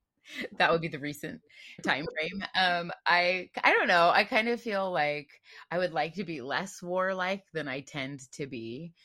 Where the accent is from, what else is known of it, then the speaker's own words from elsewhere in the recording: United States; now in Bay Area, United States; I am suburban. I am suburban American.